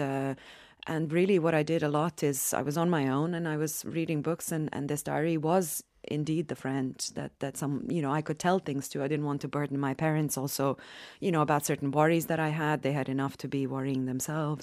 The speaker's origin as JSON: {"language": "English", "town": "Sarajevo", "country": "Bosnia & Herzegovina", "said": "I'm from Sarajevo, from Bosnia"}